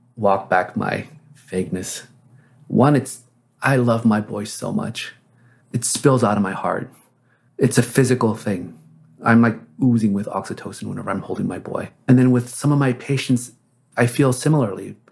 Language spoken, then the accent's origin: English; Texas, United States; also born or lived in Korea; I grew up in Texas in the seventies